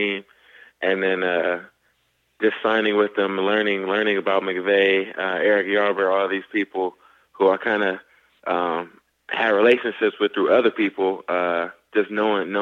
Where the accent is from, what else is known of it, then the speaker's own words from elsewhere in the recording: California, United States; moved away as an adult; also born or lived in Buffalo; I grew up in California